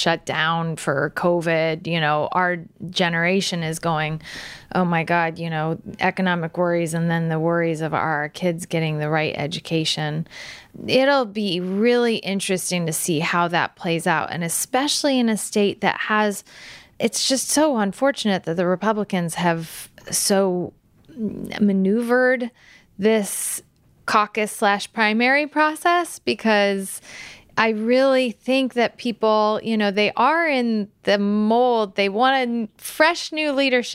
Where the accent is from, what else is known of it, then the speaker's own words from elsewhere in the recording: Galesburg, Illinois, United States; growing up in Galesburg, Illinois